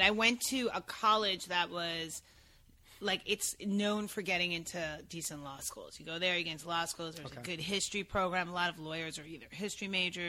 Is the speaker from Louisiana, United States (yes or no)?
no; East Meadow, New York, United States; moved away as an adult; also born or lived in Brooklyn, New York; now in Los Angeles, United States; I was born in Brooklyn, but I'm not that cool. I was raised on Long Island.